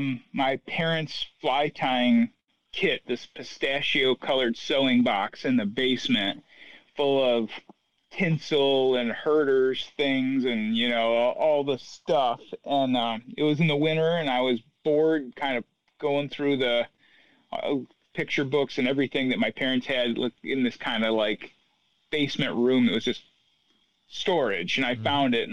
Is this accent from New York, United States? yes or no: yes; Watkins Glen, New York, United States; In the Finger Lakes in upstate New York. Okay. Watkins Glen, to be exact.